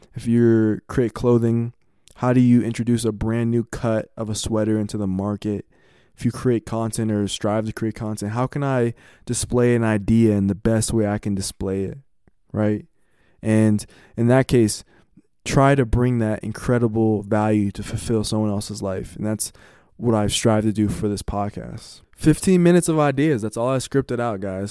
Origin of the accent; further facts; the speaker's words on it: United States; as an American